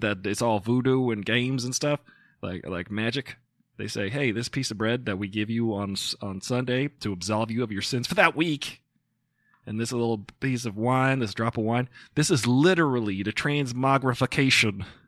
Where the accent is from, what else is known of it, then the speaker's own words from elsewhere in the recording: Smithtown, New York, United States; I'm from there